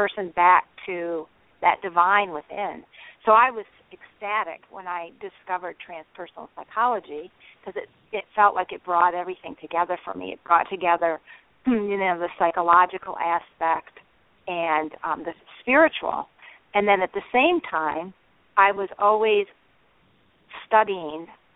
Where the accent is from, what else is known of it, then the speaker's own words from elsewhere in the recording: Michigan, United States; I grew up in Michigan in the Midwest